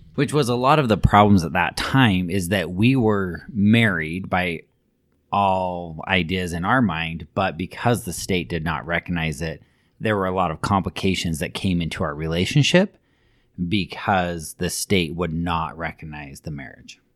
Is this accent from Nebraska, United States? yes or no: no; Alpine, Utah, United States; there were several families that I grew up with in Alpine that I went to school with, went to high school, junior high, elementary